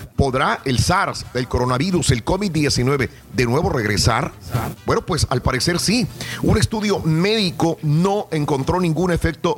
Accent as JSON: {"language": "Spanish", "country": "Mexico", "moved": "yes", "lives_now": "United States", "said": "nosotros como mexicanos, eh, que la mayor parte de aquí somos mexicanos"}